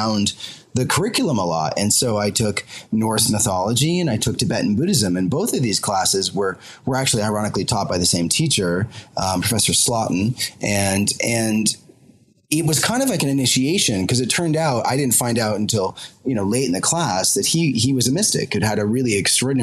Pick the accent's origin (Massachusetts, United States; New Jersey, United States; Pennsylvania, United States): Massachusetts, United States; Concord; now in London, United Kingdom; I'm originally an American. I originally grew up in Concord, Massachusetts, not far from Walden Pond